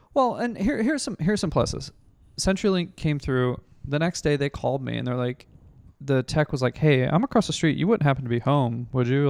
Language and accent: English; Illinois, United States; moved away; my, my home state of Illinois